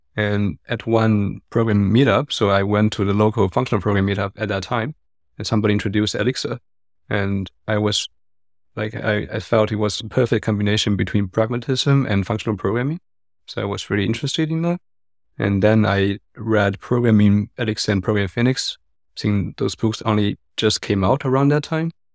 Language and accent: English; China; also born or lived in Hong Kong; now in Berlin, Germany; I grew up in China and I lived in Hong Kong, but I've been in Berlin for six to seven years already.